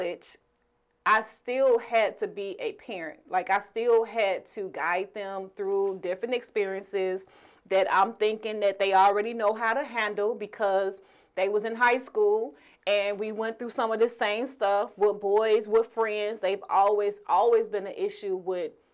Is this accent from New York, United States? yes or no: no; Chicago, Illinois, United States; We're from Chicago